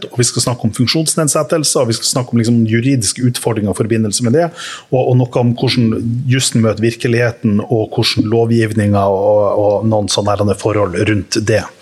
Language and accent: Norwegian; Sunnmøre, Møre og Romsdal, Norway; Jeg er sunnmøring